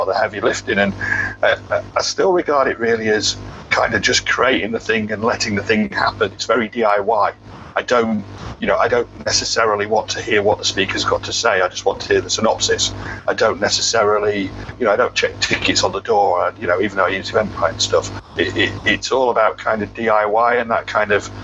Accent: United Kingdom; being quite British and polite

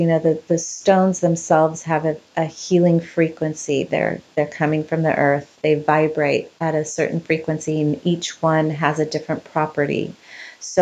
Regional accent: Ecuador; now in Orange County, United States; I was born in Ecuador

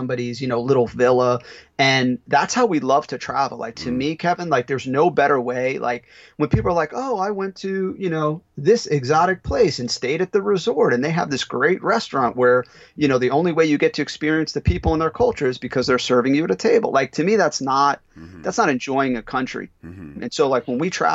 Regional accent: Italy; moved away; I'm from Italy

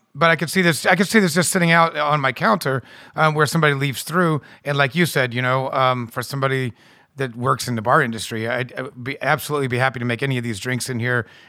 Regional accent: United States; as an American

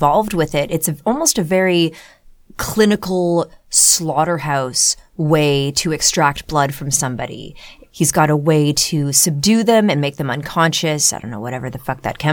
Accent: Ottawa, Ontario, Canada; growing up in Ottawa, our field trips would often be to the Rideau Canal in Ottawa

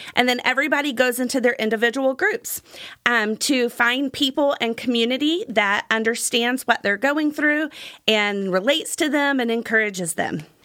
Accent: Gulf Coast, United States; when I was a kid, I grew up on the Gulf Coast.

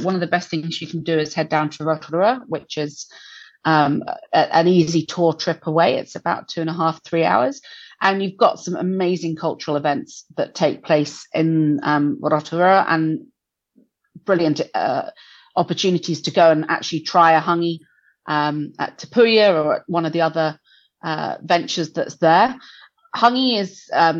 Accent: England, United Kingdom; moved away as an adult; also born or lived in Auckland, New Zealand; now in New Zealand; I'm English

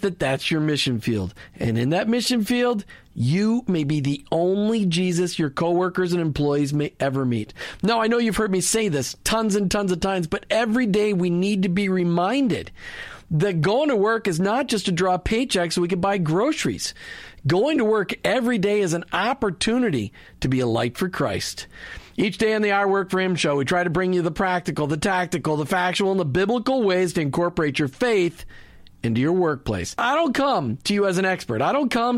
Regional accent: Minnesota, United States; also born or lived in New Jersey; I was born in New Jersey. Even though I grew up in Minnesota

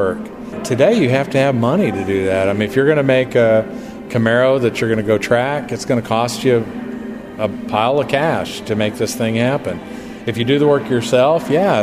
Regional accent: Wichita, Kansas, United States; also born or lived in California; now in Bowling Green, United States; I'm actually from Wichita, Kansas

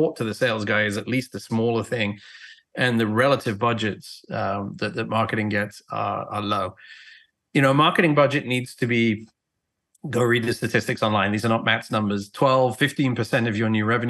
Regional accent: England, United Kingdom; moved away as an adult; now in United States; I was born and raised in England, traveled around the world. I've been in the US since 2001

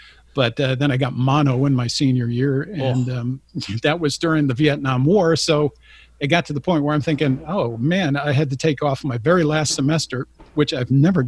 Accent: San Jose, California, United States; born there; Yeah, I was born in San Jose, California, mm-hmm. believe it or not. But my dad was in the phone company, Bell Telephone, and he would move like every 2 to 4 years back and forth.

